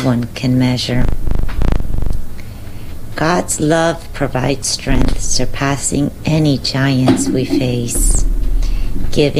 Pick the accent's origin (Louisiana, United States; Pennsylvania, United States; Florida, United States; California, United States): Florida, United States; Southwest; Southwest Florida, my hometown.